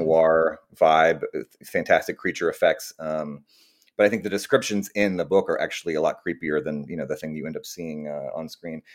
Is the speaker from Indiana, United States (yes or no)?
no; Austin, Texas, United States; moved away as an adult; also born or lived in New York / California; now I'm back in, uh, Austin, Texas, my, my hometown